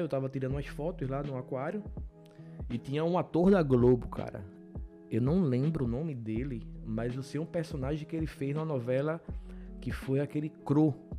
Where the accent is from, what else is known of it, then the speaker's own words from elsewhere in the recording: Paulista, Pernambuco, Brazil; sou de Pernambuco, de uma cidade chamada Paulista